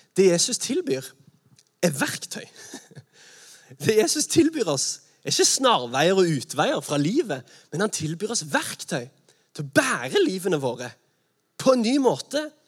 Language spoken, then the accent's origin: Norwegian; Sandnes, Rogaland, Norway; Jeg er fra Sandnes